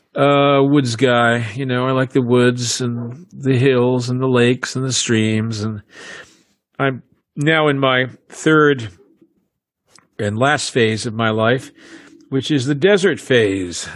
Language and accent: English; United States; I'm an American